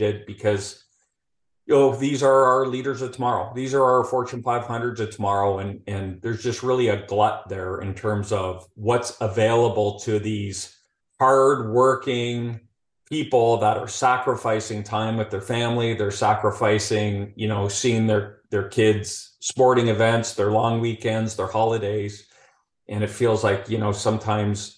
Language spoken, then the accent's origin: English; Calgary, Alberta, Canada; accent: Canadian; moved away as an adult; now in Houston, United States; I'll be speaking Canadian throughout this whole conversation